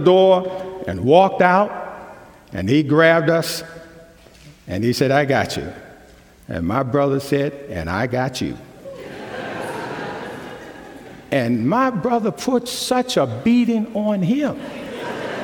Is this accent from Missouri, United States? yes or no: no; New York, United States; moved away; I grew up in New York